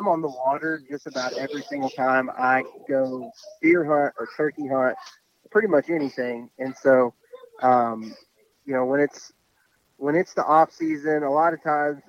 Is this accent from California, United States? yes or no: no; West Texas, United States; I was raised in West Texas